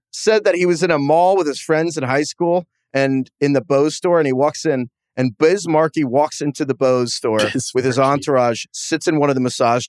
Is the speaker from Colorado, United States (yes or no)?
no; Mountain View, California, United States; 9 years ago, I was leaving a bar in my hometown of Mountain View, California